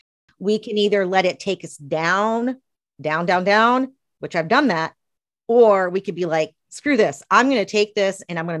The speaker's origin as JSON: {"language": "English", "region": "Tennessee", "country": "United States", "tie": "born there", "said": "I was born in East Tennessee in probably the smallest town in Tennessee."}